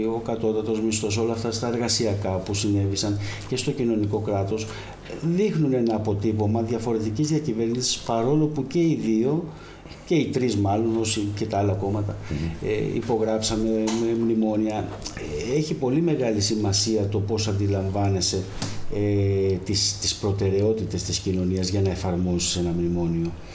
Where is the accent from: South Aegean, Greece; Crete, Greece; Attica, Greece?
Attica, Greece; Keratsini; moved away as an adult; now in Kefalonia, Greece; γεννήθηκα στον Πηλιά, στο Κερατσίνι σε μια περιοχή